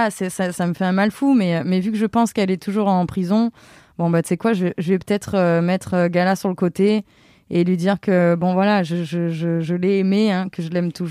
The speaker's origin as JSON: {"language": "French", "town": "Avignon", "region": "Provence-Alpes-Côte d'Azur", "country": "France", "moved": "yes", "said": "je suis complètement d'Avignon."}